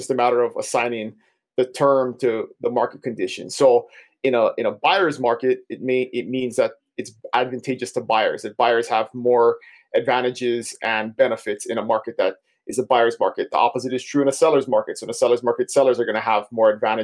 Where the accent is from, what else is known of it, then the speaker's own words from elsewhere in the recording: Big Island of Hawaii, United States; I was born and raised on the Big Island of Hawaii